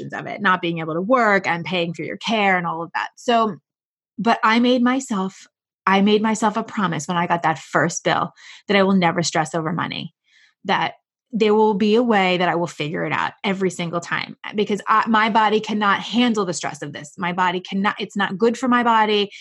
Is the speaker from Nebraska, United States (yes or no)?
no; New York, United States; I am a New Yorker